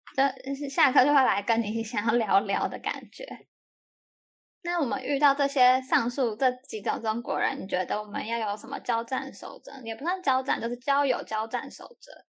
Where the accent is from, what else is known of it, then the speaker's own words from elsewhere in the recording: Taiwan; moved away; 我是台湾人呢